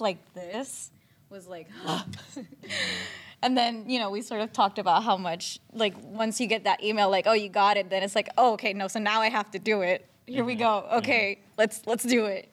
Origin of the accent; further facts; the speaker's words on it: San Juan, Puerto Rico; moved away as an adult; also born or lived in New York / Los Angeles; I was born and raised in San Juan, Puerto Rico